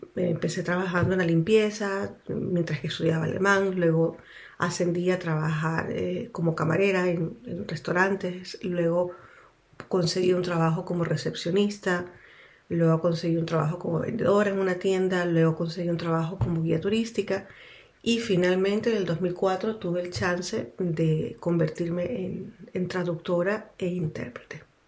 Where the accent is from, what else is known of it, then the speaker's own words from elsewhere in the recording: Quito, Pichincha, Ecuador; moved away as an adult; now in Switzerland; nací en Ecuador, en Quito